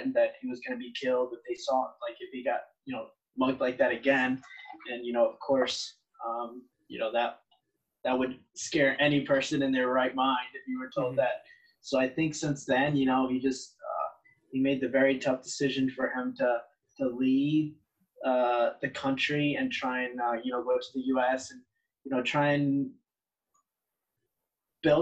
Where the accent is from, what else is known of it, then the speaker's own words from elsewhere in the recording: Wilmington, United States; also born or lived in Chimalhuacan, State of Mexico, Mexico; now back here in my hometown, which is Wilmington